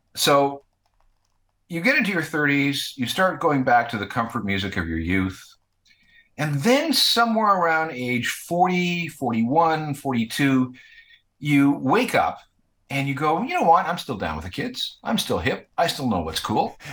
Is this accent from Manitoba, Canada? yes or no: yes; Winnipeg, Manitoba, Canada; when I was growing up in Winnipeg